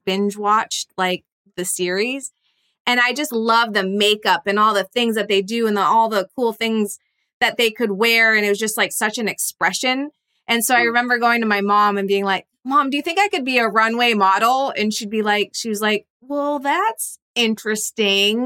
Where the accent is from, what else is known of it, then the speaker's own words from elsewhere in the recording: East Coast, United States; moved away as an adult; now in California, United States; I'm actually from the East Coast originally